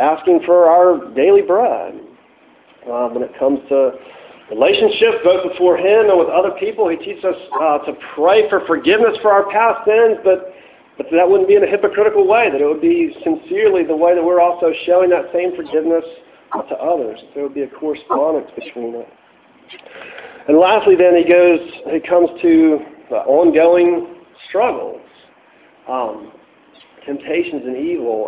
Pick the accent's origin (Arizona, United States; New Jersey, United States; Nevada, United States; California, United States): New Jersey, United States; growing up in New Jersey